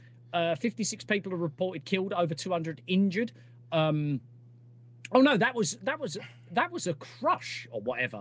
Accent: United Kingdom; we're bloody British

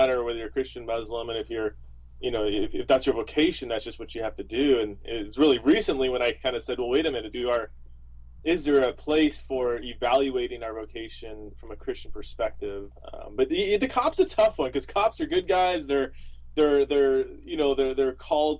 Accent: Southern California, United States; I was born and raised in Southern California

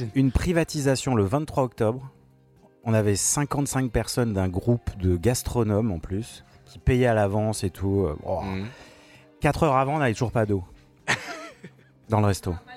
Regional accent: Paris, Île-de-France, France; je suis parisien

